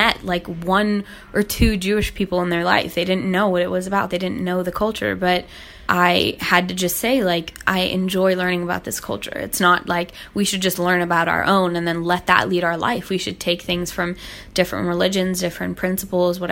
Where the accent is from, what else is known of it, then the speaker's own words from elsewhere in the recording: Hong Kong; I was born and raised in Hong Kong